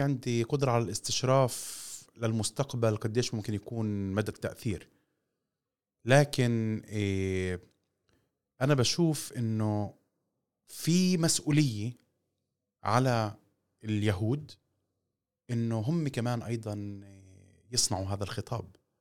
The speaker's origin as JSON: {"language": "Arabic", "country": "Palestine"}